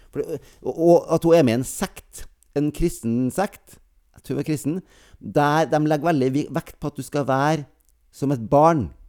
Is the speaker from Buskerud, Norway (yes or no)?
no; near Bjugn, Trøndelag, Norway; Nesten der jeg kommer fra